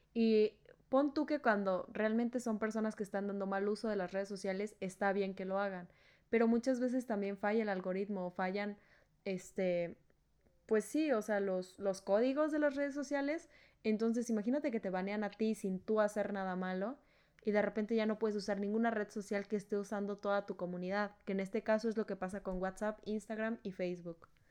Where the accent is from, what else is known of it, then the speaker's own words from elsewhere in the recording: Culiacán, Sinaloa, Mexico; moved away; also born or lived in Veracruz; en Culiacán, de donde yo soy